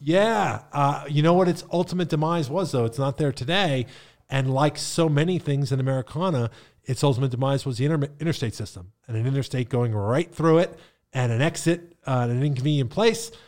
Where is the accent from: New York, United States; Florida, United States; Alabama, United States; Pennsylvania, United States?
Pennsylvania, United States; now in Bradenton, United States; I grew up in Appalachia